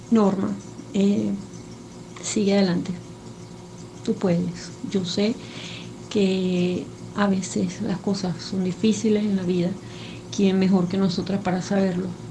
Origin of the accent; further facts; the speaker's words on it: Venezuela; soy de Venezuela.